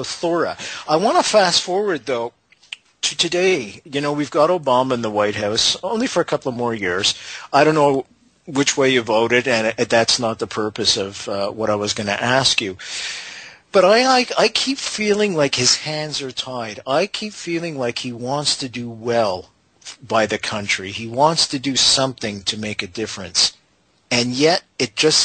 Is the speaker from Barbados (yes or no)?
no; Canada; I'm a Canadian